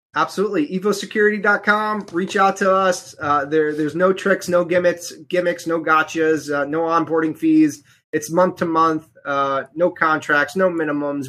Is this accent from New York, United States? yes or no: yes; New York City, New York, United States; now in Connecticut, United States; I was born in the Bronx, and I live in Connecticut